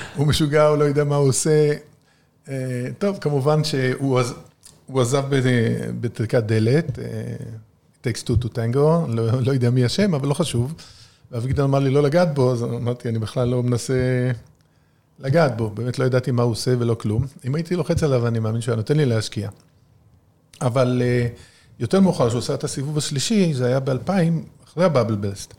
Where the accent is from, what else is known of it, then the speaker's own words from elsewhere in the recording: Haifa, Haifa District, Israel; moved away as an adult; also born or lived in United States; אנחנו גדלנו בחיפה